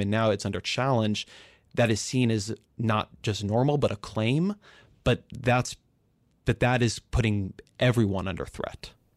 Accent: California, United States; I grew up in California

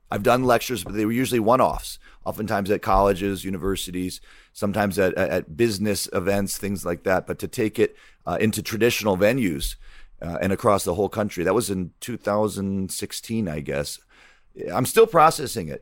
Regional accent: Michigan, United States; growing up in Michigan

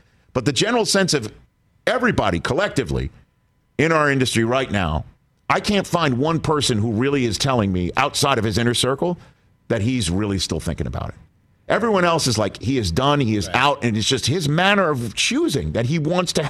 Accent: Ohio, United States; in Ohio, my home state of Ohio.

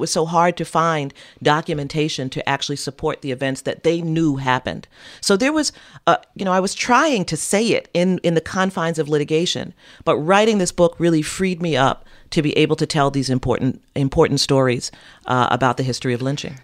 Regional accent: New York City, New York, United States; I'm a New Yorker, born and raised

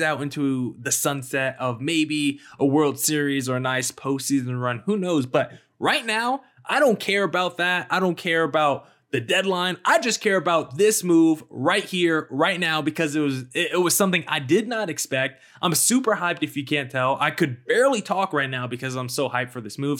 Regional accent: Arizona, United States; Arizona," basically my hometown state

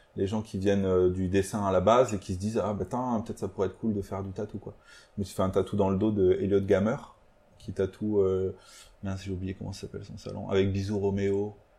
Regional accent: Aveyron, Occitania, France; on vient d'une petite ville de l'Aveyron

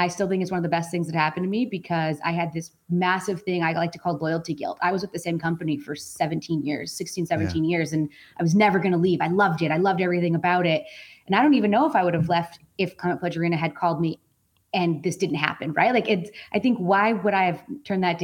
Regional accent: Colorado, United States; moved away as an adult; also born or lived in British Columbia; now in Seattle, United States; I was born and raised in Colorado.

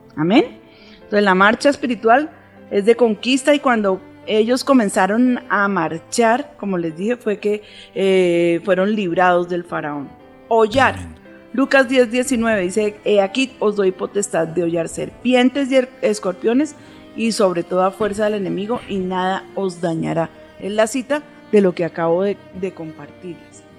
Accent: Colombia; nuestra nación

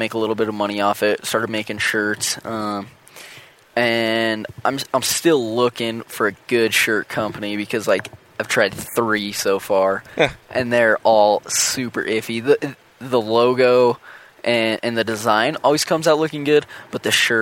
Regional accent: Western Colorado, United States; Caleb and I grew up together in Western Colorado

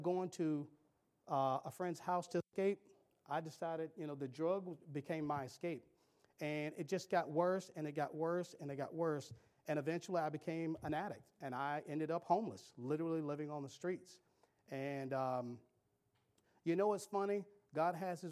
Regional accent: Cary, North Carolina, United States; I grew up in Cary

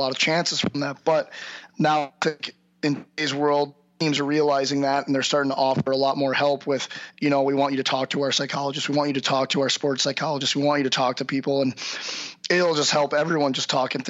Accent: St. Louis, Missouri, United States; I'm from St. Louis. I grew up in St. Louis

